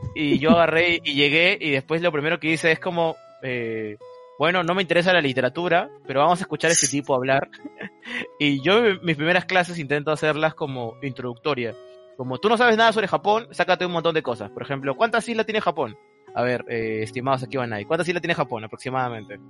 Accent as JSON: {"language": "Spanish", "country": "Peru", "said": "yo soy de Perú"}